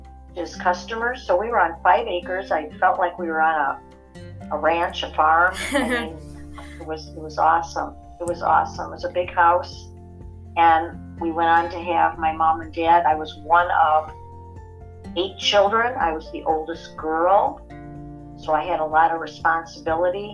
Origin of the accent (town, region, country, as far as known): Northbrook, Illinois, United States; born or raised there; also born or lived in Wilmette, Illinois